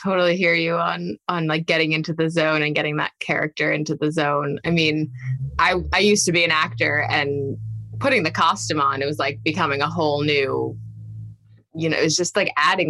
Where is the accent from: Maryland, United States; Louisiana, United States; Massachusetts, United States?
Massachusetts, United States; Boston; So I'm actually from Boston.